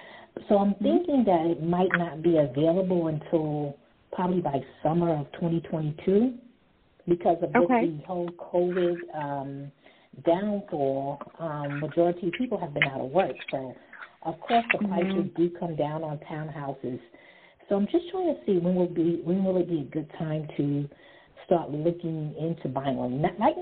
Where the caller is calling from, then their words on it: Long Island, New York, United States; I'm calling from Long Island, New York.